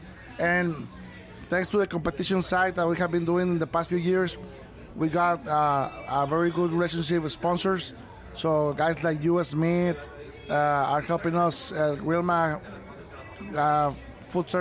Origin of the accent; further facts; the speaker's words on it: Monterrey, Nuevo León, Mexico; here in my hometown, welcoming them here in Mexico